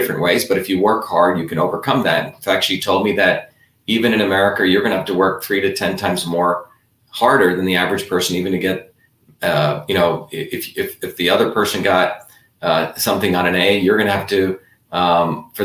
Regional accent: India; moved away; I grew up originally in India

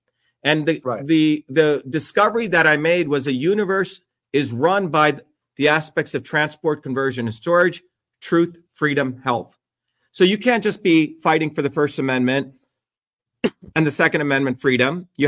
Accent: India; now in United States; Since I was 4 years old, I grew up in a caste system in India

